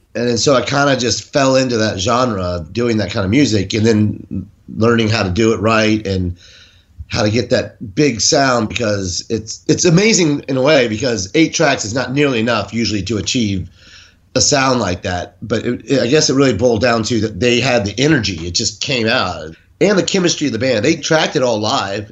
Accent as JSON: {"language": "English", "town": "Jacksonville", "region": "Florida", "country": "United States", "said": "I'm from Jacksonville, Florida, originally"}